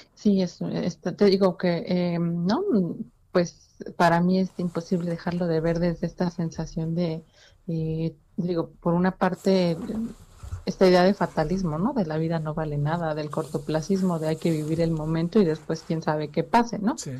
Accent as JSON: {"language": "Spanish", "country": "Mexico", "said": "nosotros como mexicanos"}